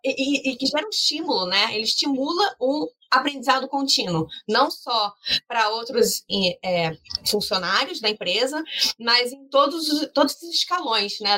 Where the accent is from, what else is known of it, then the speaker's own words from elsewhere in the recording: Rio de Janeiro, Brazil; Então, assim, é, eu sou do Rio de Janeiro, eu sou aluna do curso de gestão de startups